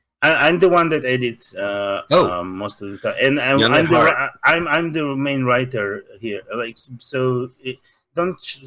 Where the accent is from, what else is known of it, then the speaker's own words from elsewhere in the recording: Russia; accent: Russian; English is a second language; now in Los Angeles, United States; Russian. I'm from Soviet Union.